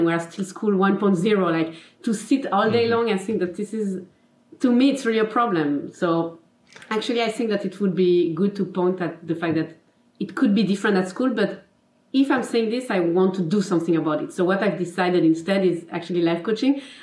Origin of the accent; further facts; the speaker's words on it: Geneva, Switzerland; first language French; English is a second language; I'm from Geneva, Switzerland. Mm-hmm. So my mother tongue is French, as you can probably see in my accent.